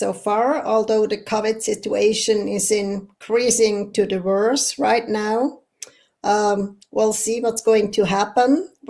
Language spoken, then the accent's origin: English; Eastern Switzerland, Switzerland; English is a second language; also born or lived in Canada; grew up in a restaurant in East Switzerland. So meaning at my age, I'm 56 now, growing up in a restaurant meant that you grow up by working.